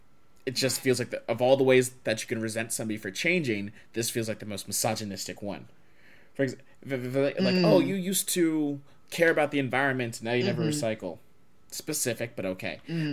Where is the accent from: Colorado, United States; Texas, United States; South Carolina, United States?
Texas, United States; I'm from Texas